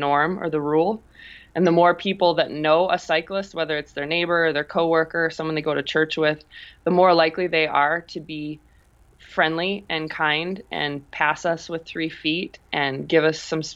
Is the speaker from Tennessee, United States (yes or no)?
no; South Dakota, United States; also born or lived in Omaha, Nebraska; now in Colorado, United States; born and raised in South Dakota and then spent the bulk of my life in Omaha, Nebraska.